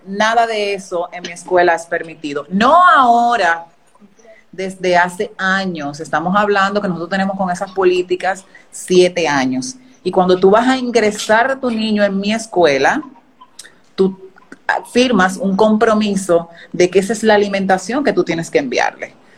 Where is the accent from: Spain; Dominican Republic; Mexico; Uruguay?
Dominican Republic; desde aquí, desde República Dominicana